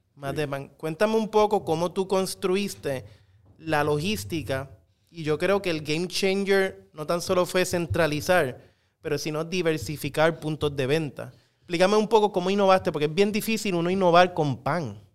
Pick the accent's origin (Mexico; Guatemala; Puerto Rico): Puerto Rico; como a muchas generaciones de puertorriqueños